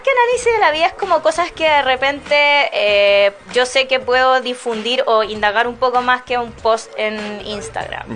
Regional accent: Chile; como siendo chileno

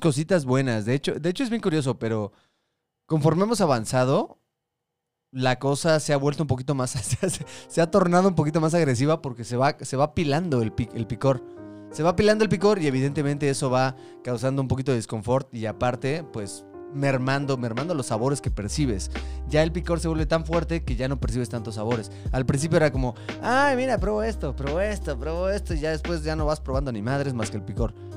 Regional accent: Mexico; como mexicano

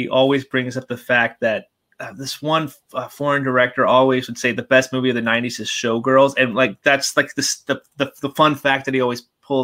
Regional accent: Anaheim, California, United States; I grew up in Anaheim, California

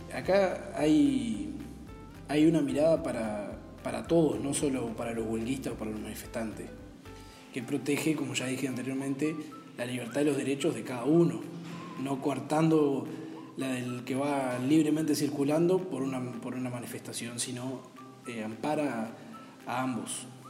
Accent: Uruguay

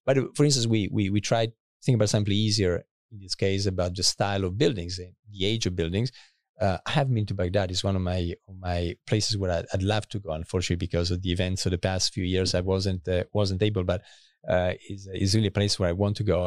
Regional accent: countryside near Asti, Piedmont, Italy; moved away as an adult; also born or lived in Paris / Cambridge, United Kingdom / Cambridge, Massachusetts; I was born in Italy, northern Italy. Uh, my family is both from Milan and Turin. And then, uh, I actually grew up for a few years also in, uh, in, uh, in the countryside next to Asti

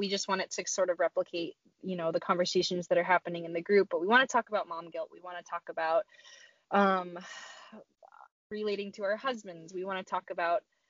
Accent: Maine, United States; moved away as an adult; also born or lived in Pennsylvania; now in Michigan, United States; I grew up in Maine, and so I'm from like the, you know, basically Canada. I grew up in Maine.

